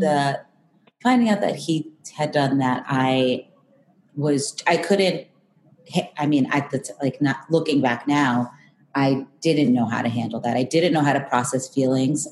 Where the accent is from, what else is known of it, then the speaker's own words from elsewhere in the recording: Long Island, New York, United States; I grew up in New York, Long Island